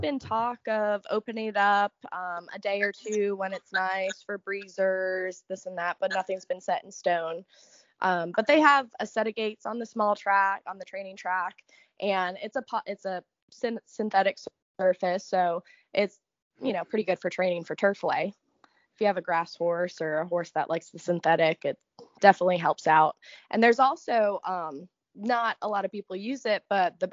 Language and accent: English; Point Pleasant, New Jersey, United States; I'm from Point Pleasant, New Jersey